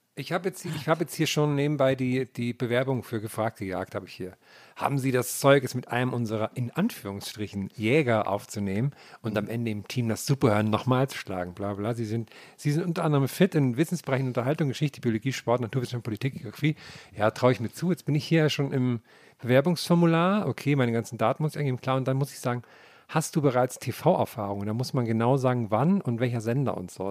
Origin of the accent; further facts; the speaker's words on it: Tambach-Dietharz, Thuringia, Germany; mein Heimatort Tamachditats